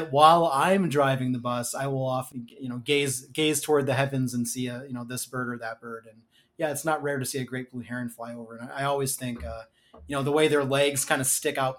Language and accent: English; Missouri, United States; now in Minnesota, United States; my home state, Missouri